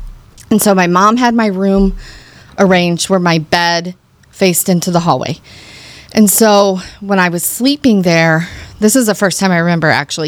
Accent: St. Charles, Missouri, United States; I am from St. Charles.

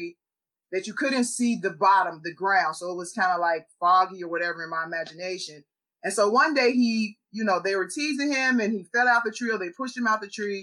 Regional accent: Chicago, Illinois, United States; I grew up in Chicago in the hood

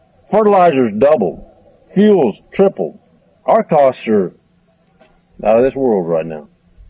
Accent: United States; also born or lived in Lebanon, Kansas; I'm a farmer and a rancher, and I'm an American.

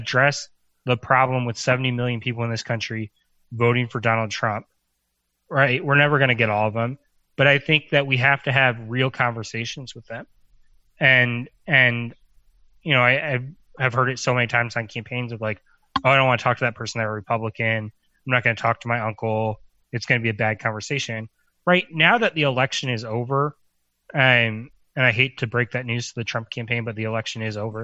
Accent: Quantico, Virginia, United States; I grew up outside Quantico

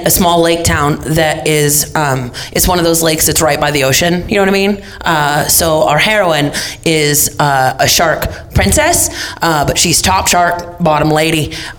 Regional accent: Los Angeles, California, United States; Los Angeles.

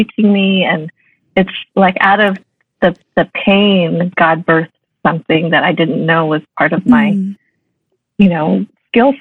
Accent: Colorado, United States; moved away; I grew up in Colorado

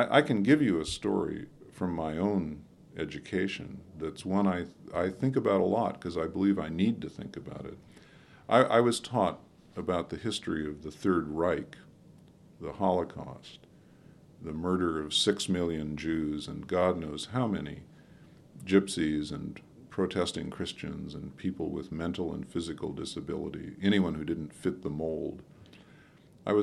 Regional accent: Wilmette, Illinois, United States; I grew up on the North Shore of Chicago in the 50s in Wilmette, Illinois

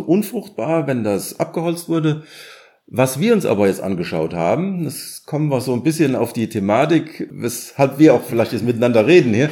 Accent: Germany; wir gedacht haben als Deutscher

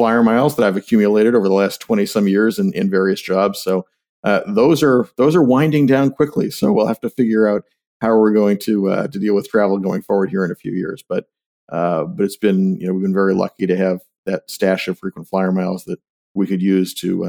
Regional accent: New Hampshire, United States; born or raised there; now in Washington, D.C., United States

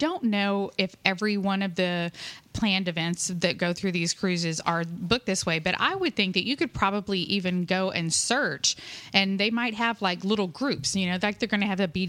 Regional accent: Pennsylvania, United States; So we're from Pennsylvania

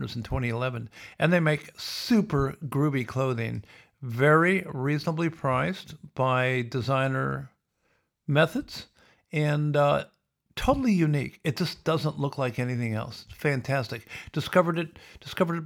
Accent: Sioux City, Iowa, United States; where I grew up in Sioux City

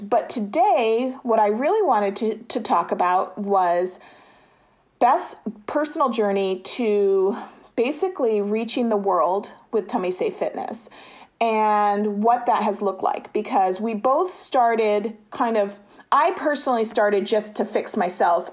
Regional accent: United States; as an American

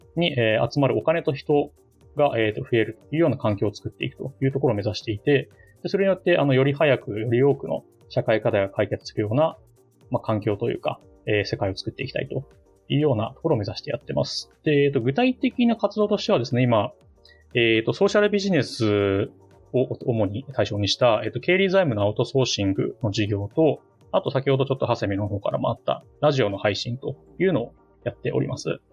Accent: Ota, Tokyo, Japan; 私の出身というか丸まは、え東京都の大田区ですね

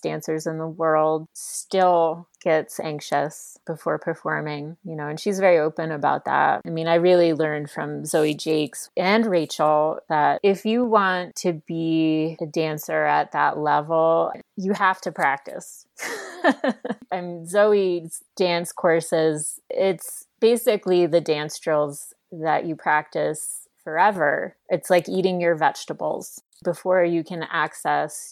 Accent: New York, United States; now in Boulder, United States; I am from New York

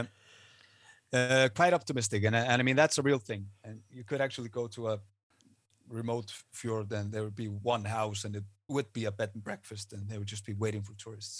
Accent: Iceland; I am Icelandic. I'm not American.

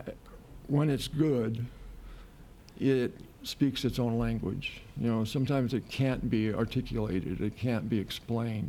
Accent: Chula Vista, California, United States; moved away as an adult; also born or lived in Los Angeles, California / France / New York; I was born and raised there, lived there until I was 19.

